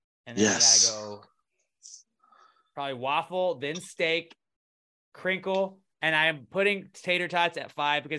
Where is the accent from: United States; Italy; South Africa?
United States; Houston, Texas; It's H-Town. I say H-Town. But I also say I'm from